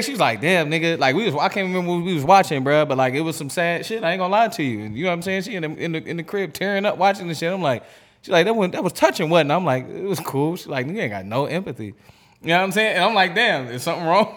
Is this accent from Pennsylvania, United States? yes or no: yes; Erie, Pennsylvania, United States; I grew up in Erie, bro, in the cut. It's down the street from Pittsburgh